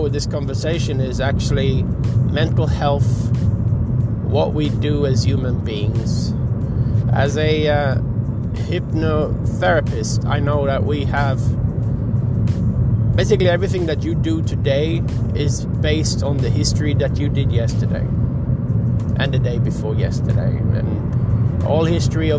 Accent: Sweden; I'm from Sweden

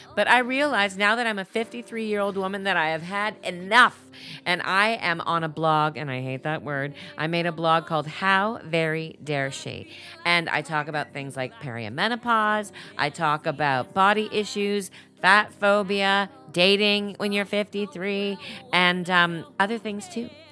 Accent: Canada; I'm just a Canadian gal

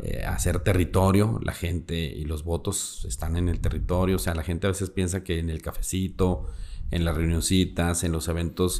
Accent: Durango, Mexico; soy de Durango

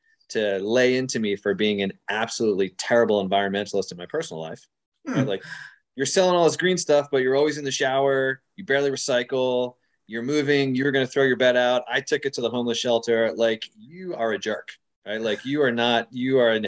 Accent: United States; being an American living in the United States

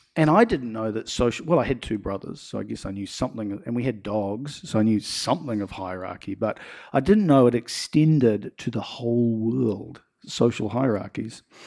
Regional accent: Nelson, New Zealand; growing up in Nelson

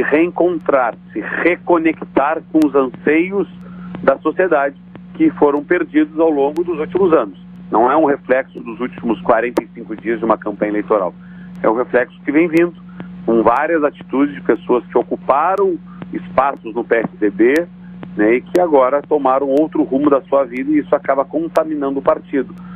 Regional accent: Pelotas, Rio Grande do Sul, Brazil; Pelotas é minha terra, Pelotas é minha cidade

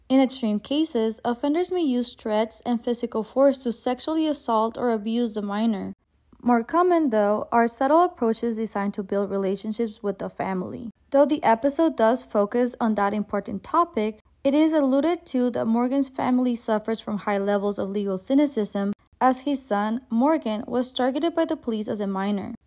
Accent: Mexico; I was raised in Mexico

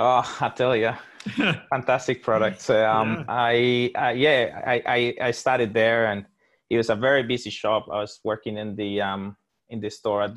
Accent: Colombia; now in Australia; That's right.

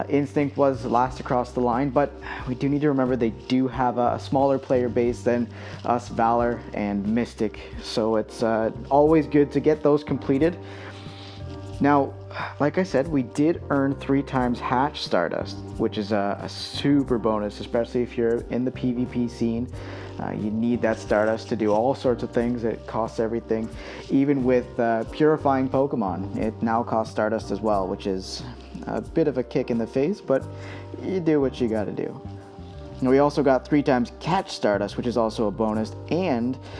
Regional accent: Canada; I am a Canadian myself

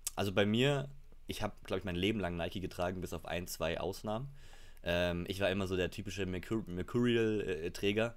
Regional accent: Munich, Bavaria, Germany; ich bin gebürtiger Münchner, deswegen bin ich FC Bayern-Fan

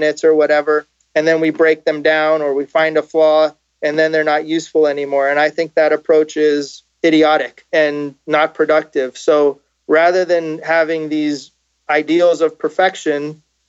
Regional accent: Los Angeles, California, United States; moved away as an adult; also born or lived in South Florida; basically most of my time I grew up in Los Angeles

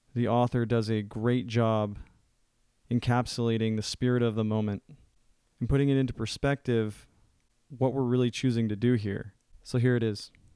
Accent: United States; as an American

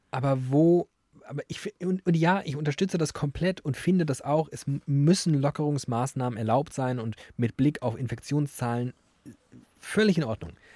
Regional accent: Frankfurt, Hesse, Germany; als gebürtiger Sachsenhäuser, Stadtteil von Frankfurt

